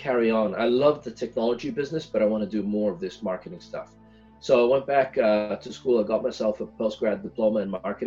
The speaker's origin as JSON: {"language": "English", "country": "Italy", "tie": "born or raised there", "also_born_or_lived": "Ethiopia", "moved": "as an adult", "lives_now": "Silicon Valley, United States", "said": "I was born and brought up in Italy"}